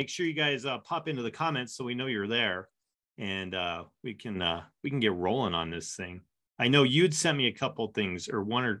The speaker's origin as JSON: {"language": "English", "town": "Denver", "region": "Colorado", "country": "United States", "tie": "born or raised there", "said": "I'm born and raised in Denver, Colorado."}